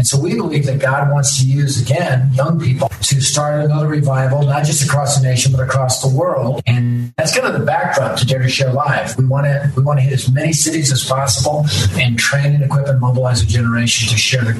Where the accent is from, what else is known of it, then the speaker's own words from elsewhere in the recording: Denver, Colorado, United States; I was raised in North Denver, which is the primary area of Denver at the time.